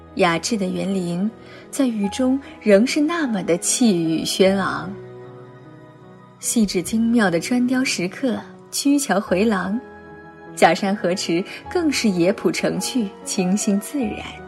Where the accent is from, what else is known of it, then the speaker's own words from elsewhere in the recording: Zhejiang, China; moved away as an adult; now in Beijing, China; 我是一个浙江人，大家都知道浙江气候湿润多雨